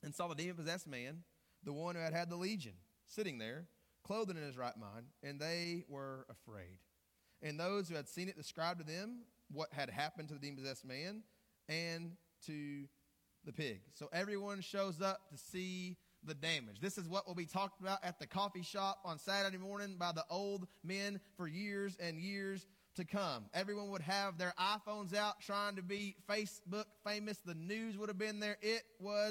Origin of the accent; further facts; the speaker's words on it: Greenbrier, Arkansas, United States; moved away as an adult; now in Morgan, United States; I grew up in Greenbrier, Arkansas, more specifically in Shady Grove, Arkansas